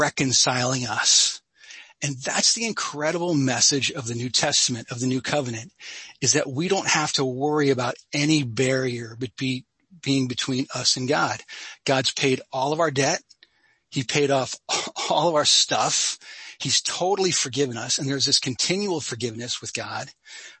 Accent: Sussex County, New Jersey, United States; I grew up in North Jersey. So Cheryl, I grew up in Sussex County

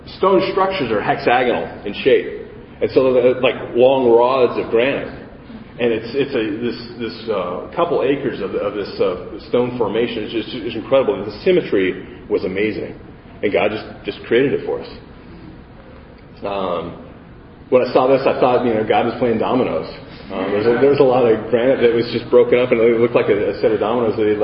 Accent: Colorado, United States; I grew up in Colorado

